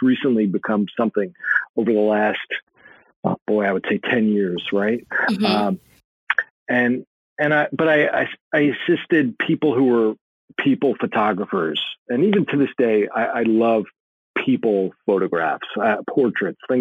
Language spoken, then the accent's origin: English; United States; also born or lived in California; I grew up right outside of New York City, maybe 20 minutes outside of New York City